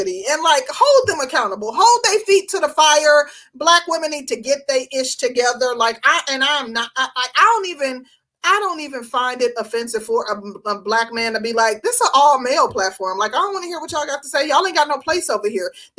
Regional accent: Milwaukee, Wisconsin, United States; now in Georgia, United States; I'm from Milwaukee

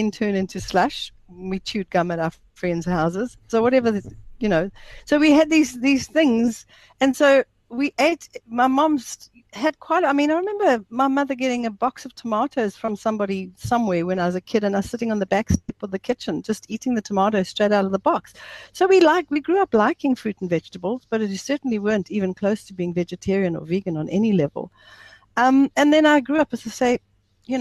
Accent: South Africa; also born or lived in Zimbabwe; I'm a South African, but I was born there. I left when I was 3 years old. So I grew up in a typical South African family

